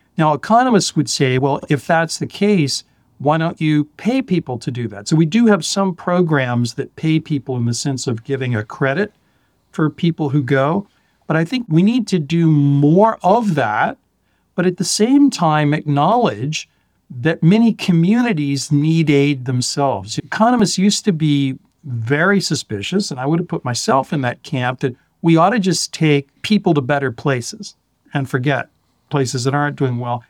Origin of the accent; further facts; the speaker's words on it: Florida, United States; I grew up in Florida